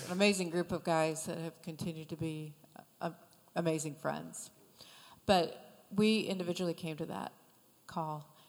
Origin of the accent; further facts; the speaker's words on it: Michigan, United States; moved away; I'm from Michigan